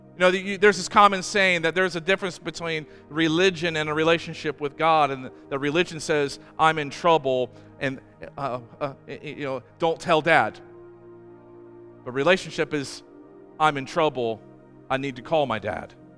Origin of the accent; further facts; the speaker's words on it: Amish country in Ohio, United States; I grew up in Amish country in Ohio